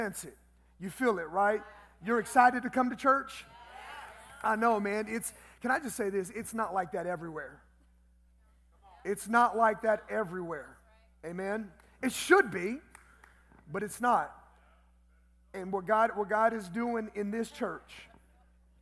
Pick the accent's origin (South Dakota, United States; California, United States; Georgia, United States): California, United States; Los Angeles; moved away as an adult; now in El Paso, United States; I was born and raised in Southeast Los Angeles